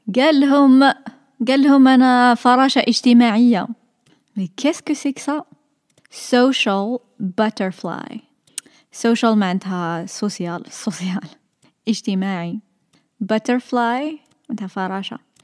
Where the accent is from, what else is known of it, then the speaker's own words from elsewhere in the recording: Sétif, Sétif Province, Algeria; I'm from سطيف